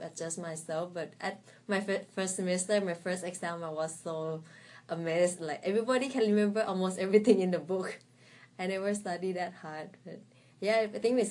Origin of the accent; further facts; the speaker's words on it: Thailand; English is a second language; moved away as an adult; also born or lived in Bangkok, Thailand; now in Shenzhen, China; my home is a little bit outside Bangkok, not so far. It's like half hour drive. Yes. But when I was in my secondary school, I moved to Bangkok because it has better education and so on. So I live in Bangkok for 10 years.